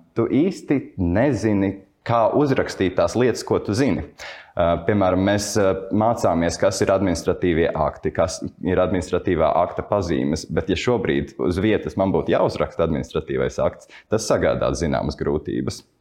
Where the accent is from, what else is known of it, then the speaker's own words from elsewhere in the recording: Cēsis, Vidzeme, Latvia; moved away as an adult; now in Riga, Latvia; es dzīvoju un uzaugu Cēsīs, un tāpēc man pēc tam pārvākties uz Rīgu